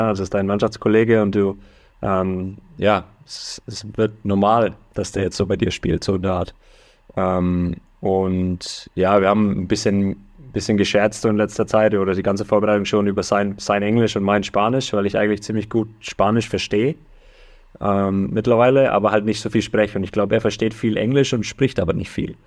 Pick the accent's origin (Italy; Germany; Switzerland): Germany; moved away as an adult; now in United States; ich bin immer noch Deutscher, deutsches Blut fließt durch, durch meine Adern hier